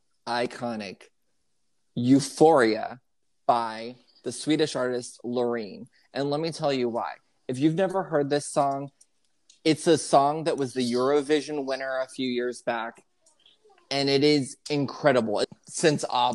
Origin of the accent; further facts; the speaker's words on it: Houston, Texas, United States; Houston, which is my hometown